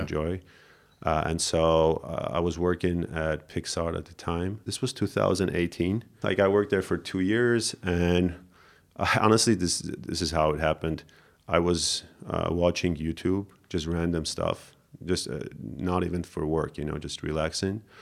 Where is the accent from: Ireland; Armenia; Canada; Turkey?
Armenia; Yerevan; I grew up here in Yerevan